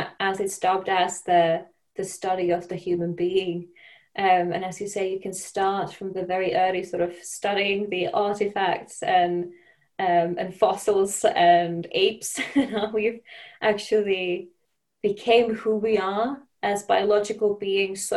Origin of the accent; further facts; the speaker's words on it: Finland; moved away as an adult; also born or lived in Denmark; now in London, United Kingdom; where I come from Finland